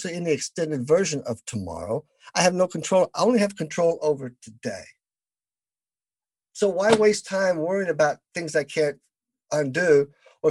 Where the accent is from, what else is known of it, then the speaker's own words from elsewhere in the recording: the South, United States; I am from the South